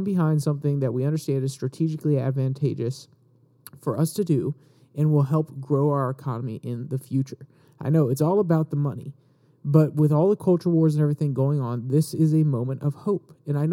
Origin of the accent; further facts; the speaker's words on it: United States; We, the American people